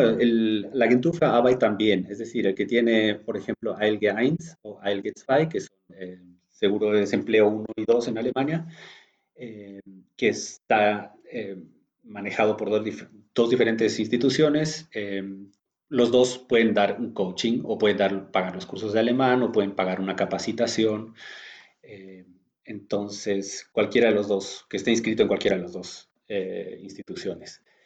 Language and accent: Spanish; Bolivia; moved away as an adult; now in Berlin, Germany; soy de Bolivia, vivo hace 21 años en Berlín